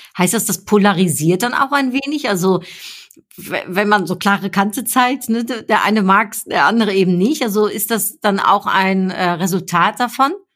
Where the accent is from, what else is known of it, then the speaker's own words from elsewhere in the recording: Germany; also born or lived in Netherlands; ich bin ja äh, Niederländerin, ne? also in den Niederlanden geboren, aber in Deutschland aufgewachsen